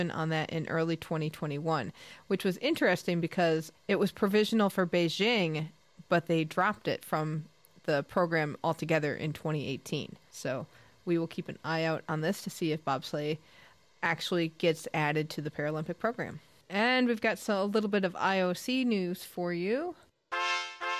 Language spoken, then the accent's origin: English; United States; We're both American